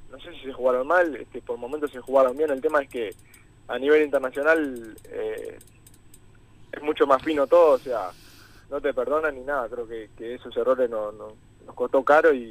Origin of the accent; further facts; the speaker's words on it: San Jacinto, Canelones, Uruguay; No, San Jacinto.